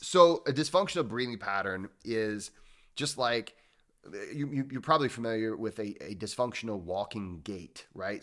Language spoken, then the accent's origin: English; Midwest, United States; I grew up in the Midwest